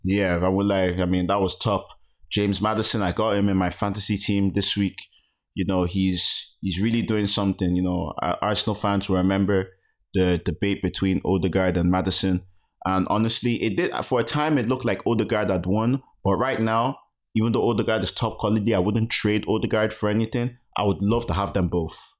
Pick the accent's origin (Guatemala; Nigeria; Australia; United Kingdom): Nigeria; as a Nigerian